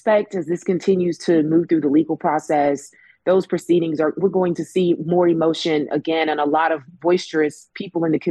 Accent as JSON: {"language": "English", "town": "Birmingham", "region": "Alabama", "country": "United States", "said": "I'm from Birmingham, so I get a different perspective on a lot of stories that happen here"}